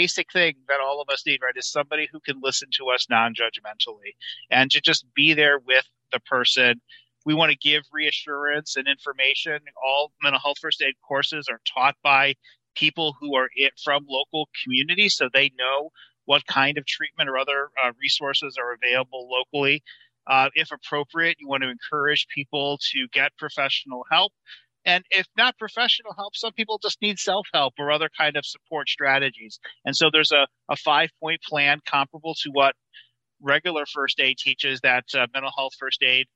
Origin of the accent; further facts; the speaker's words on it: Michigan, United States; I'm from Michigan.